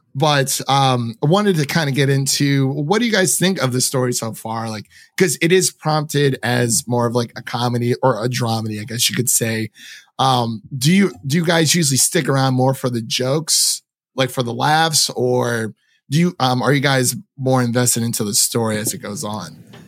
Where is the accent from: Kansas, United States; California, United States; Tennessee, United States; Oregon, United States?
Tennessee, United States; Nashville; I'm from Nashville